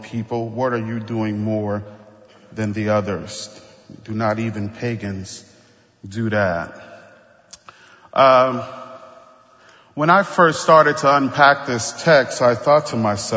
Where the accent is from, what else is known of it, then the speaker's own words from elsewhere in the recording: New Orleans, Louisiana, United States; I grew up in the Ninth Ward